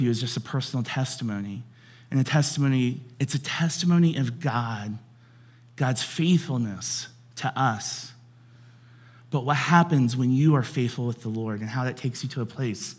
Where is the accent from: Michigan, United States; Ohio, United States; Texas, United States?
Ohio, United States; Cincinnati; I grew up in Cincinnati